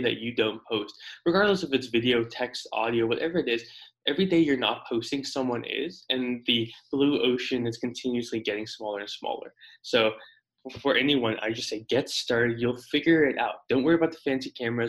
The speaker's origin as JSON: {"language": "English", "country": "South Africa", "tie": "born or raised there", "also_born_or_lived": "Houston, United States", "moved": "yes", "lives_now": "Phoenix, United States", "said": "So originally I was born in South Africa. My ancestors been there for tens of thousands of years, a couple hundred years. But in 07, December of 07, my family immigrated to the States, lived in Houston for a couple of years"}